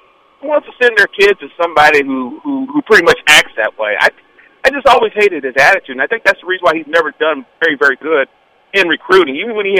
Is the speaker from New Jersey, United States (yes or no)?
no; Kentucky, United States; I grew up in Kentucky.